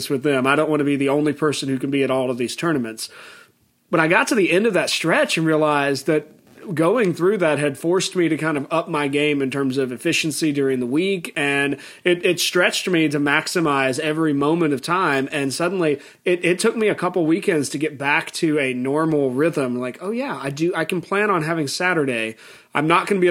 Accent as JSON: {"language": "English", "town": "Chesapeake", "region": "Virginia", "country": "United States", "tie": "born or raised there", "said": "I grew up in Chesapeake, Virginia, and my high school, Stonebridge School, we were also the Cavaliers"}